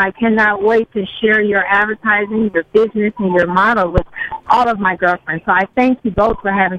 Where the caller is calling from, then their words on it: Irvine, California, United States; I am calling from the beautiful city of Irvine, California.